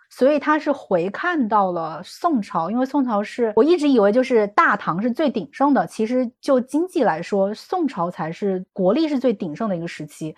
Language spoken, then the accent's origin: Chinese; China; 我们作为中国人，一贯以来的就是还是希望能够有一个青天大老爷